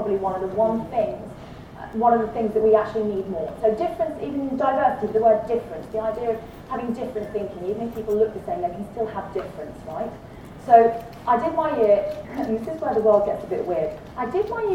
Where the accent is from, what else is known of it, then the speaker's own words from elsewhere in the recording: United Kingdom; accent: British; now in Australia; it was an old red brick university in the UK, you can tell from my accent